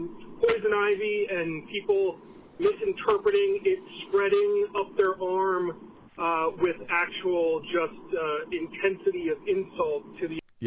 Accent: California, United States; I grew up out in California.

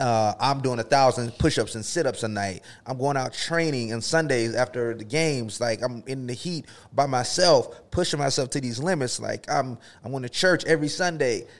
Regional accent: the South, United States; moved away as an adult; also born or lived in Florida / Texas; I grew up in Florida and Texas

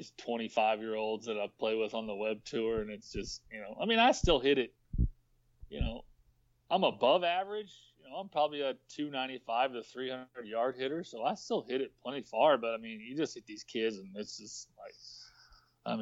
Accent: Rockwall, Texas, United States; I live in a town called Rockwall, so just east of town

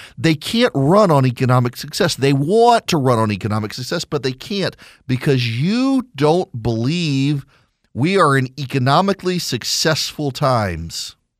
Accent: South Louisiana, United States; We're both from South Louisiana

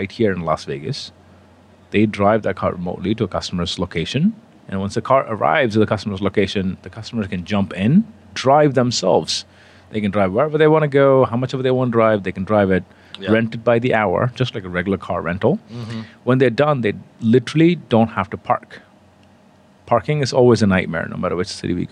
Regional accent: India; moved away as an adult; also born or lived in England; I come from India, originally born and raised there.

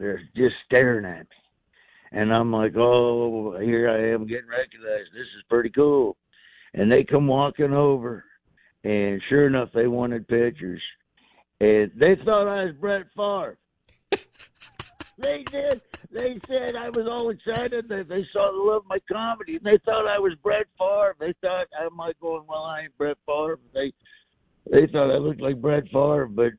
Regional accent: Florida, United States; you couldn't really wear Raider gear where I grew up in Florida, or you get shot.

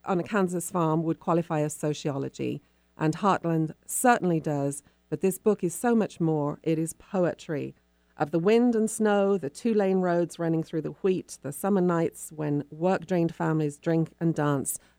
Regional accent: England, United Kingdom; moved away as an adult; now in Seattle, United States; growing up in England

